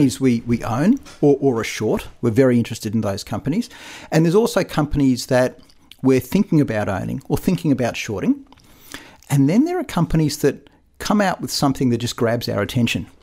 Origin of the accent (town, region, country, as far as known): Australia